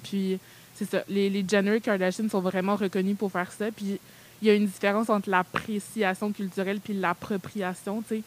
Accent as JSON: {"language": "French", "town": "Montreal", "region": "Quebec", "country": "Canada", "tie": "born or raised there", "also_born_or_lived": "Benin", "said": "je suis née au Bénin et je suis arrivée au Canada vers l'âge de 3 ans et demi"}